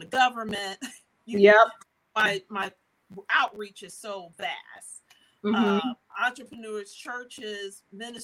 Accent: Dayton, Ohio, United States; I'm actually from Dayton, Ohio, but my business is based nationally and actually internationally

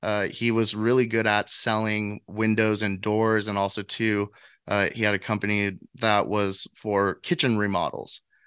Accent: San Diego, California, United States; now in Nashville, United States; I'm from San Diego and I came straight to Nashville

